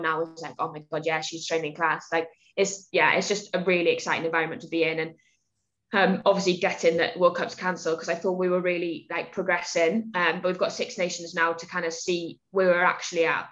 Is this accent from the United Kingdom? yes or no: yes; Wales, United Kingdom; about 10 of us Welsh girls actually in that Bristol squad